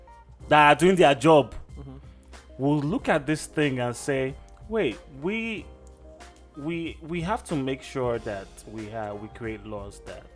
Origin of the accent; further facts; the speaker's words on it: Nigeria; as a Nigerian, yeah, man, it ticked me off, man.